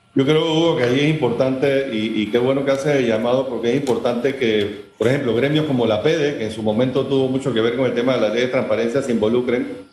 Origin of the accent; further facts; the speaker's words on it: Panama; Como panameños